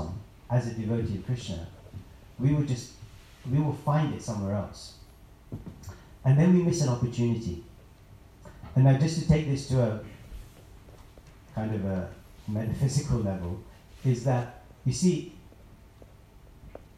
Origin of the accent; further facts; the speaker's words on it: London, United Kingdom; I'm a guy from London, from Indian background